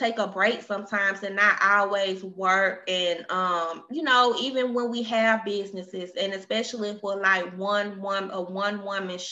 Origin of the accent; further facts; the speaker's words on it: Alabama, United States; moved away as an adult; now in Texas, United States; I'm from Alabama, which I relocated to Texas